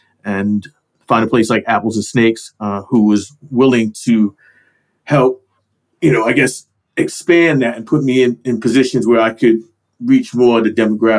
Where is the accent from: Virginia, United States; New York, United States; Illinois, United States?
New York, United States; New York City; moved away as an adult; now in United Kingdom; originally from Brooklyn, New York. I came to the UK close to 20 years ago now, doing music